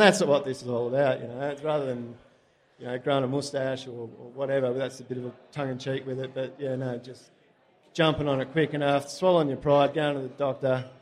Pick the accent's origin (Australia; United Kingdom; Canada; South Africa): Australia; Mum and dad are still down there. My partner's mum and sister are down there, so it's just a easy place to live and grow up